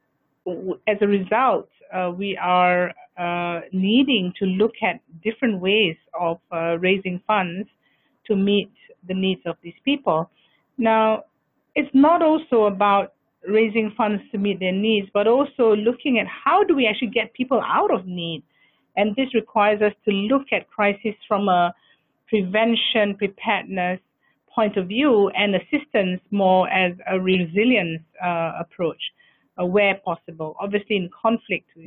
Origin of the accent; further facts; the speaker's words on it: Malaysia; I am a Malaysian nationality